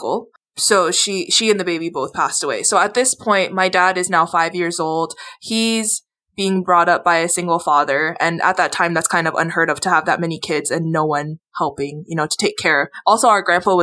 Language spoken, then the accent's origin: English; Hawaii, United States; we grew up in Hawaii